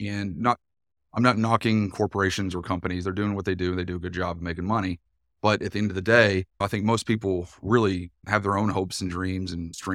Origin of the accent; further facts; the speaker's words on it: Tennessee, United States; accent: East Tennessee; Uh, you might tell from my accent, I'm from East Tennessee originally. Grew up on a dairy farm in East Tennessee, so even more Tennessee than that for the first bit of my life.